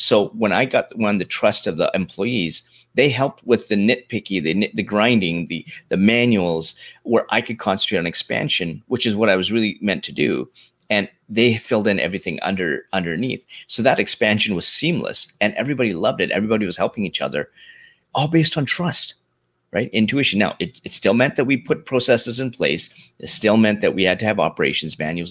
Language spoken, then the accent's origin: English; Canada; also born or lived in London, Ontario, Canada; I grew up in Canada